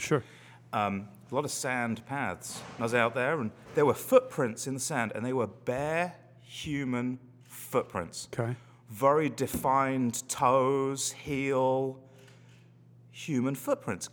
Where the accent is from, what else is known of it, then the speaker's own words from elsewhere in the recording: London, United Kingdom; now in Salem, United States; I grew up in London, which is probably 50, 60 miles away from the coast